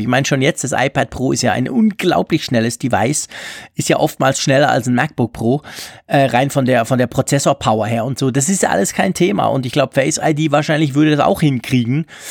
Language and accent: German; Switzerland; als Schweizer